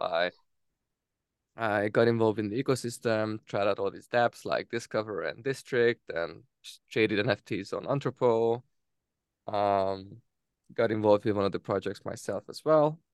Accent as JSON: {"language": "English", "country": "Hungary", "tie": "born or raised there", "also_born_or_lived": "Denmark", "moved": "as an adult", "said": "born in, in Hungary, and I, I went to Denmark first to, to study my or to study"}